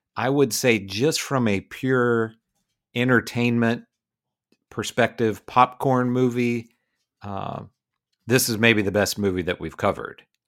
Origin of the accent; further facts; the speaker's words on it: West Virginia, United States; the two of us are West Virginia boys. We grew up in West Virginia